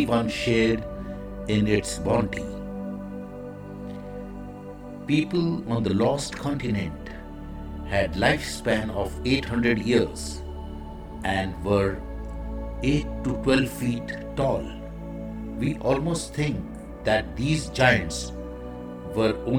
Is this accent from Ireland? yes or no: no; India; I am the Indian monk